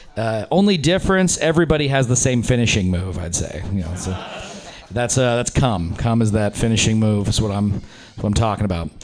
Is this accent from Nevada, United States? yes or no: yes; Reno, Nevada, United States; now in San Francisco, United States; I'm from Reno, Nevada originally